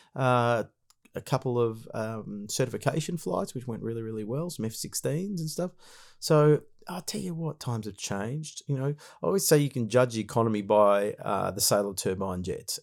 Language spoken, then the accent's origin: English; Australia